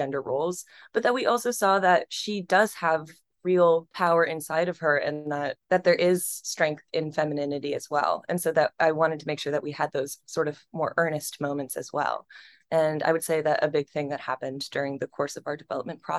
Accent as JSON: {"language": "English", "region": "central Pennsylvania", "country": "United States", "tie": "born or raised there", "also_born_or_lived": "New York", "moved": "yes", "said": "my hometown in central Pennsylvania"}